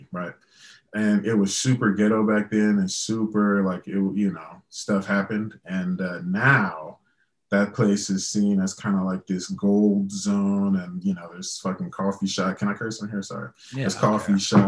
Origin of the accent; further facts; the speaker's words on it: Louisiana, United States; growing up in Louisiana